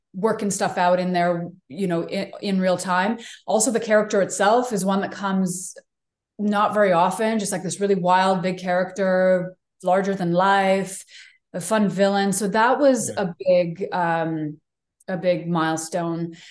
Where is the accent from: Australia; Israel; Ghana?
Israel; moved away; also born or lived in New York; I grew up in Israel for most of my childhood